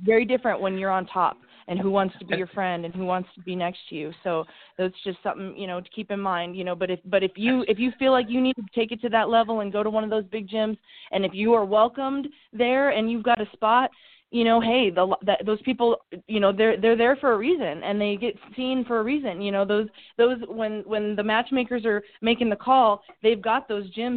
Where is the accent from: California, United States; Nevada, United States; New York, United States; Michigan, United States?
Nevada, United States; Las Vegas; I grew up in Las Vegas